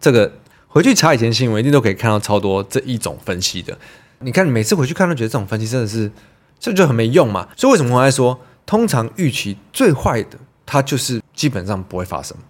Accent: Taiwan; 我以身为台湾人，为什么不担心会被中国大陆占领或是攻击？真的是每一两年就要吵一次这种话题。那我就会跟他们讲一下哦，我们台湾人怎么觉得啊？

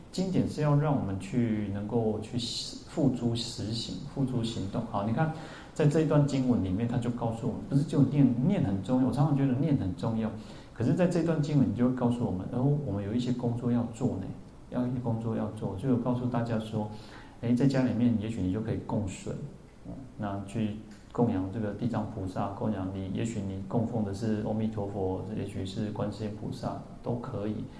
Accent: Taipei, Taiwan; 我们台北人

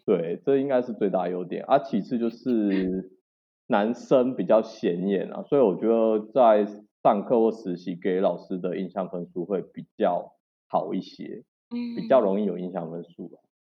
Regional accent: Chiayi, Taiwan; also born or lived in Taipei / Tainan; 我是嘉义人，今年二十七岁，然后五专就读嘉义的崇仁护专的护理系

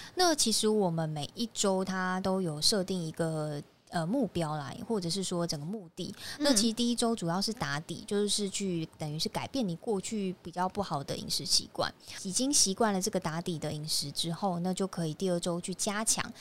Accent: Taiwan; 就是我们台湾人他有肤质过敏的人发生率其实蛮不高的

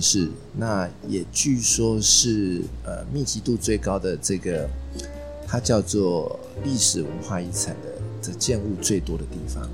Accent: Taipei, Taiwan; 我很幸运地在万华，从小在万华长大

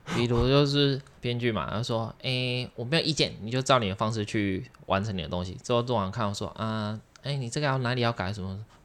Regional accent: southern Taiwan, Taiwan; moved away; 我是南部人，然后我就会回家

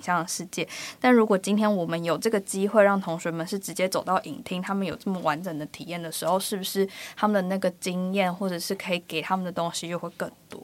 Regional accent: Changhua County, Taiwan; moved away as an adult; also born or lived in Taipei; 我不是台北的小朋友啦，我是嗯。彰化长大的

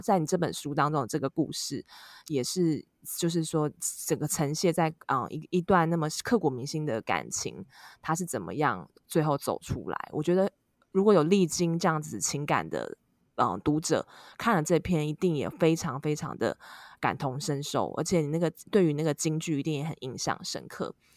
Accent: Taiwan; 我们台湾人亚洲在这方面还是其实蛮，蛮传统的

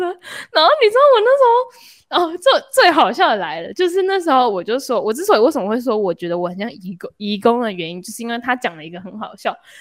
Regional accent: Singapore; 我从新加坡，我是新加坡人，我当然会就是觉得新加坡是一个熟悉的地方。

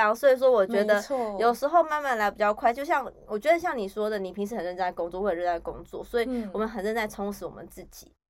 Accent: Yunlin County, Taiwan; moved away; 就我回回我们云林老家，

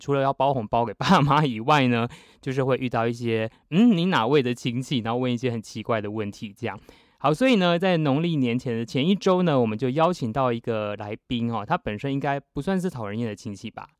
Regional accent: Taiwan; 我们就在台北读书嘛

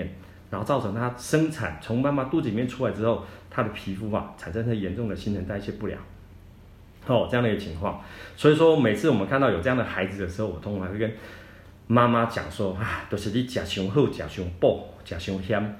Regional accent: Taiwan; 我们台湾人哦很喜欢吃这些重口味的啊，哦烧烤的啦，那辛辣的啊。

